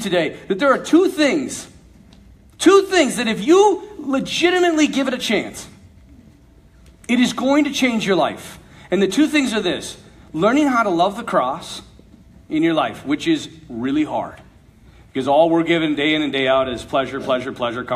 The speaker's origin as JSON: {"language": "English", "town": "Bismarck", "region": "North Dakota", "country": "United States", "said": "Bismarck, North Dakota, where I'm from"}